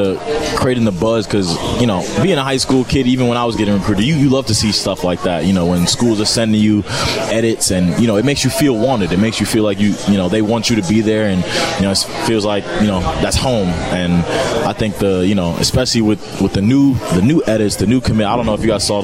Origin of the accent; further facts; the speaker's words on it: New York City, New York, United States; now in Madison, United States; that's right in my hometown